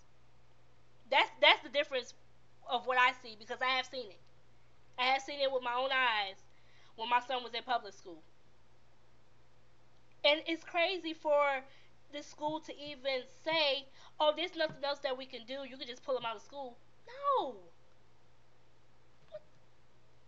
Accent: New York City, New York, United States; moved away; I am from Brooklyn, New York

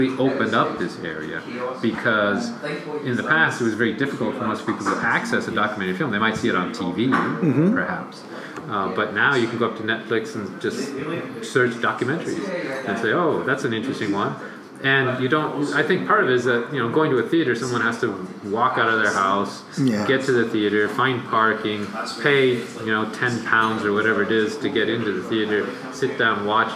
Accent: Northern California, United States; I grew up in Northern California

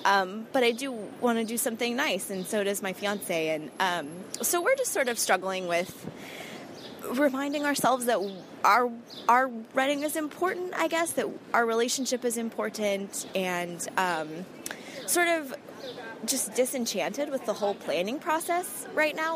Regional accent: Southern California, United States; moved away as an adult; now in New York, United States; we're originally from Southern California

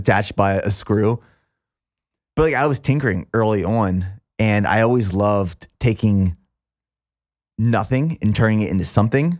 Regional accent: small town near Hershey, Pennsylvania, United States; this small town right outside of Hershey, Pennsylvania

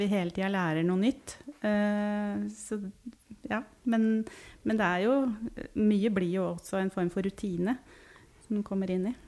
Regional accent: Hamar, Innlandet, Norway; also born or lived in Oslo; now in Tynset, Norway; Jeg har vokst opp på Hamar, men har bodd litt rundt omkring.

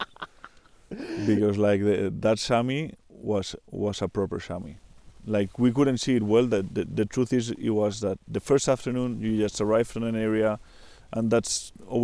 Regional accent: Spain; I'm from Spain, from Europe

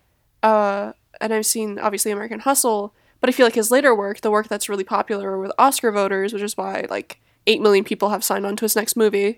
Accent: Canada; now in New Jersey, United States; I am Canadian. But I do live in New Jersey

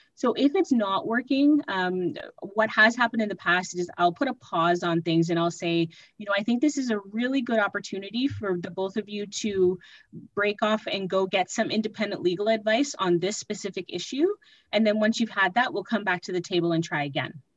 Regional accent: Mississauga, Ontario, Canada; moved away as an adult; now in Ottawa, Canada; I am originally from Mississauga, and I moved to Ottawa to attend law school

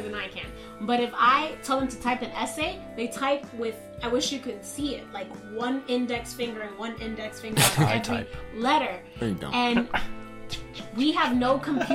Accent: New York City, New York, United States; Born and raised in Washington Heights

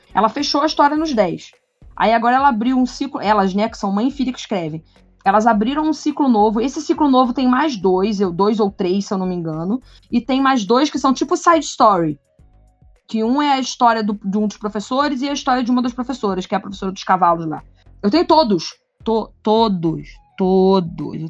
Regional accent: Rio de Janeiro, Brazil; como boas cariocas como eu

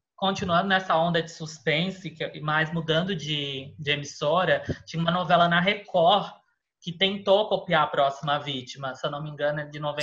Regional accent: Florianópolis, Santa Catarina, Brazil; now in São Paulo, Brazil; eu morava, eu sou de Florianópolis

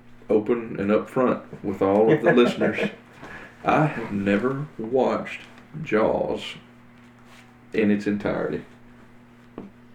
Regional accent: Northeast Mississippi, United States; I'm a guy from Northeast Mississippi

